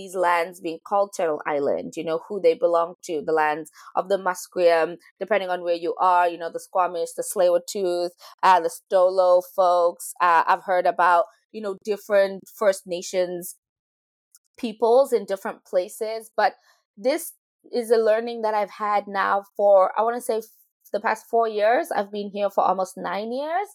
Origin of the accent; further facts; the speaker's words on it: Rustenburg, North West, South Africa; moved away as an adult; now in Vancouver, Canada; I come from the land of Tlakung, which is inside Rustenburg, which is inside this province called the Northwest in South Africa